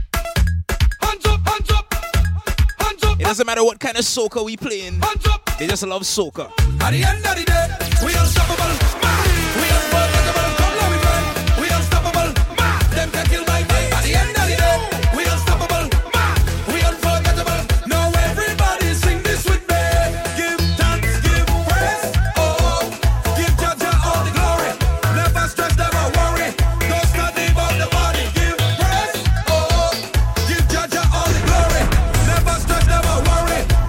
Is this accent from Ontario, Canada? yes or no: yes; Toronto, Ontario, Canada; the whole Toronto, Canada team, my hometown